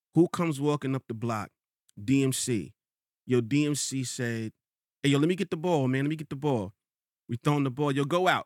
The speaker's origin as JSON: {"language": "English", "region": "New York", "country": "United States", "also_born_or_lived": "Rochester, New York", "said": "I'm from Queens"}